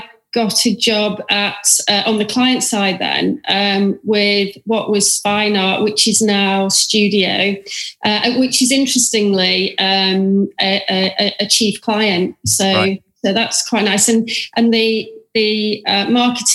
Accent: Manchester, North West England, United Kingdom; moved away as an adult; also born or lived in Sydney, Australia

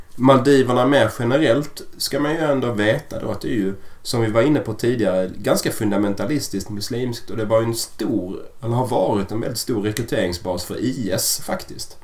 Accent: Sweden; vi är ju svenskar

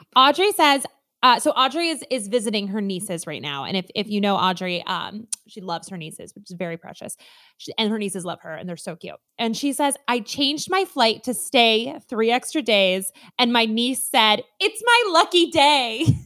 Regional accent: Midwest, United States; we're Midwesterners

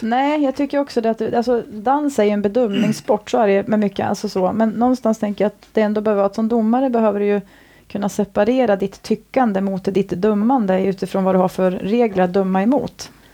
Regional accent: Sweden; also born or lived in Stockholm / Thailand; now in Orust, Sweden; jag ändå är från andra kusten, en bit norrut

